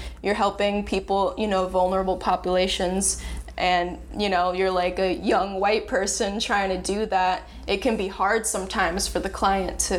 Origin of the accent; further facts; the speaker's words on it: Lake Worth, Florida, United States; I grew up in the suburbs of Lake Worth, which is a little bit south of West Palm Beach